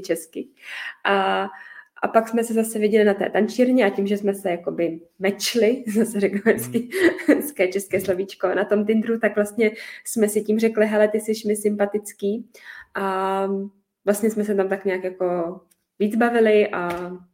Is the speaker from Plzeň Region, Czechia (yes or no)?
yes; Pilsen, Plzeň Region, Czechia; já jsem chodila na ten čírny tady u nás v Plzni